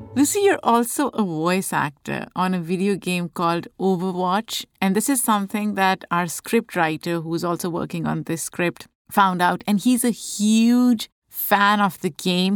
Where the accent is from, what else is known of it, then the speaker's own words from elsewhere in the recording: Pakistan; moved away; Growing up in Pakistan, As a child